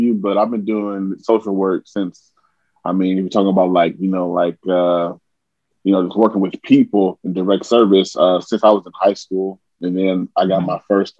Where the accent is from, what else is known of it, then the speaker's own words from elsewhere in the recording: Portland, Oregon, United States; I'm from Portland, Oregon